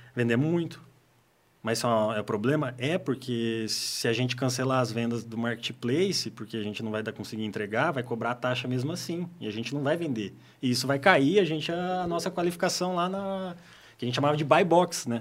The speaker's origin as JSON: {"language": "Portuguese", "town": "Apucarana", "region": "Paraná", "country": "Brazil", "tie": "born or raised there", "also_born_or_lived": "Altônia, Paraná", "said": "nasci em Altônia, quase divisa ali com o Paraguai. É no estado do Paraná. Uhum. Mas vim para cá, minha família veio toda para cá em 94. Então eu tinha praticamente dois anos, né? Então, de uhum. criação considerado... Uhum apucaranense"}